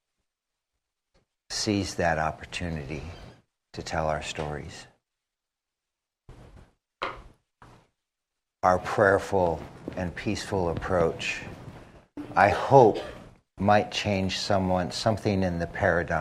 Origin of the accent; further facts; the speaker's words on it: United States; now in Tucson, United States; I'm from Standing Rock